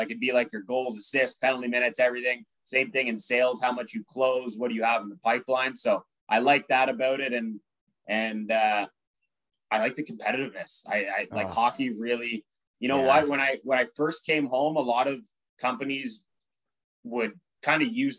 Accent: Stittsville, Ontario, Canada; Yes. Yes. It's in the city of Ottawa. It's about 20 minutes from actual like downtown Ottawa.

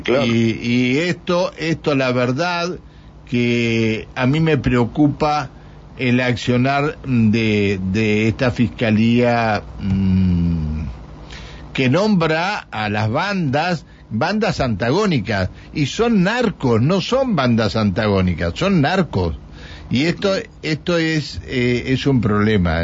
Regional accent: Argentina; somos argentinos

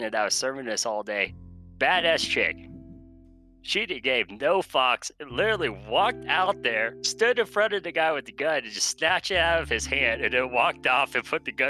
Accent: Texas, United States; now in Colorado, United States; I'm from Texas, but I'm now currently living in Colorado

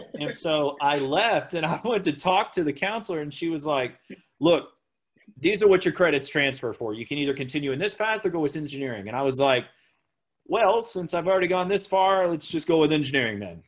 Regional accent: Oklahoma, United States; where I lived in Oklahoma at the time

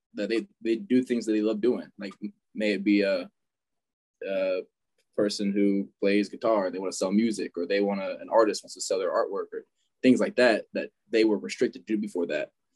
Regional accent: Fayetteville, Georgia, United States; I grew up in Fayetteville, Georgia my whole life

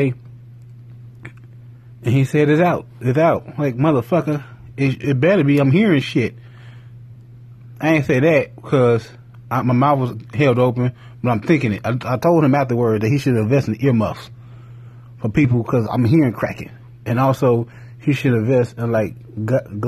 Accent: Gary, Indiana, United States; I'm from Gary

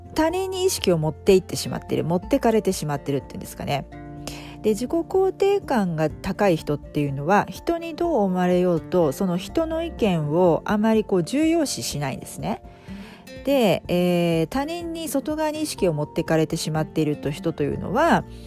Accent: Japan; moved away; 私の実家日本の実家

